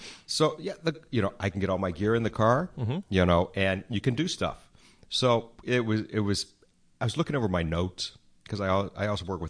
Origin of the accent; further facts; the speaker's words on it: Atlanta, Georgia, United States; moved away as an adult; also born or lived in Los Angeles; I grew up in Atlanta.